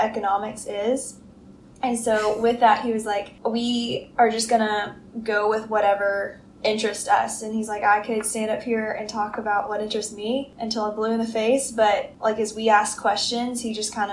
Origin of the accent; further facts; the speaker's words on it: Nashville, Tennessee, United States; moved away as an adult; now in Birmingham, United States; I'm actually from Nashville, Tennessee, and my family lives there, and I've lived there my whole life